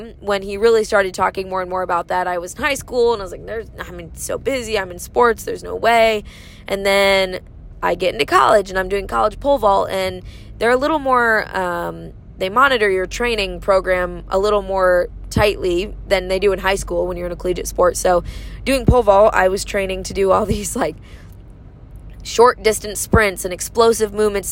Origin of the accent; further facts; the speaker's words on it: Michigan, United States; it's in my home state